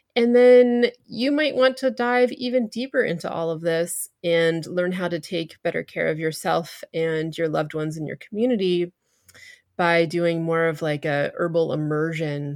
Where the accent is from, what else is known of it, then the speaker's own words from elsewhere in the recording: New Hampshire, United States; I grew up in New Hampshire, which is the granite state